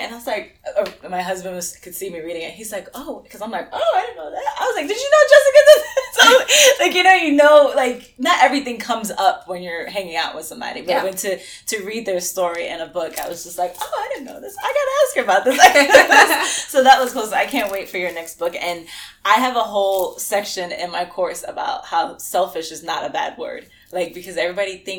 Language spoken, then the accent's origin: English; New York City, New York, United States; we're both from New York, from the Bronx, both of us